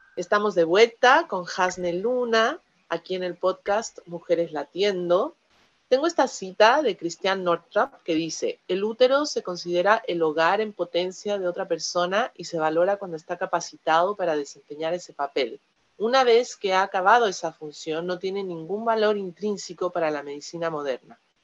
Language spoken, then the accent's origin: Spanish; Mexico; moved away